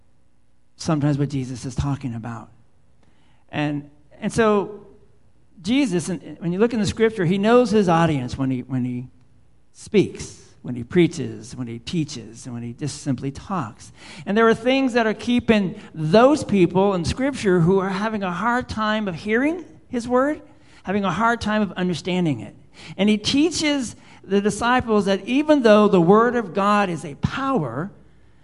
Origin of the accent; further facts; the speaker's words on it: South San Francisco, California, United States; I'm a boy from South San Francisco growing up in the concrete.